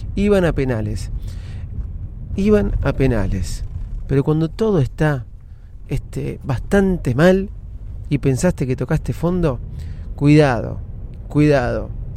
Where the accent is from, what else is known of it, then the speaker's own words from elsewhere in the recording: Argentina; Somos argentinos